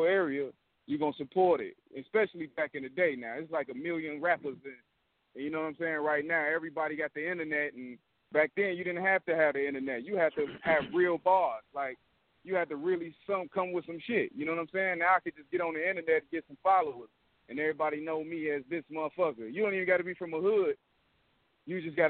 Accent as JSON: {"language": "English", "region": "Indiana", "country": "United States", "tie": "born or raised there", "also_born_or_lived": "Chicago, Illinois", "said": "I'm from Chicago, but, you know, I'm raised in Indiana"}